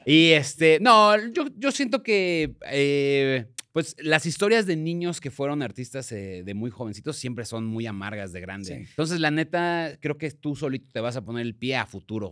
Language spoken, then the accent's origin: Spanish; Ciudad Nezahualcóyotl, State of Mexico, Mexico; yo soy de Ciudad Nesa